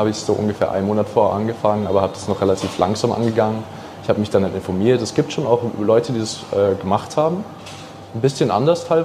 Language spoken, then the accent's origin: German; Iran; Äh, als Iraner, wenn du da in irgendein Land bist, hast du dann Riesenprobleme.